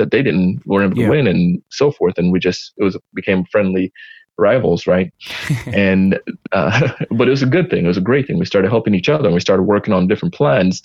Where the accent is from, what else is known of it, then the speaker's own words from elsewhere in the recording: Jamaica; I did track being Jamaican